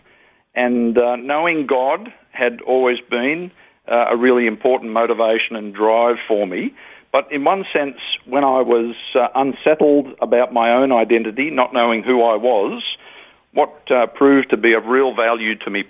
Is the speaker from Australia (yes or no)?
yes; Australia; I'm an Australian, I'm male